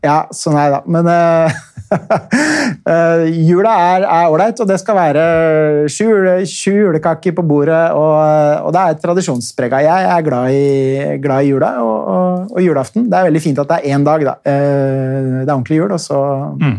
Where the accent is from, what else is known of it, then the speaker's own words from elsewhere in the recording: Oslo, Norway; da jeg vokste opp på Vålinga i Oslo på 80-tallet